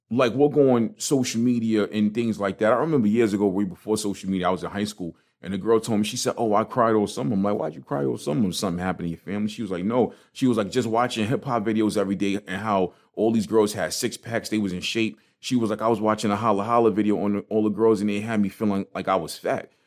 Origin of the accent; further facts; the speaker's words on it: New York City, New York, United States; I'm from Brooklyn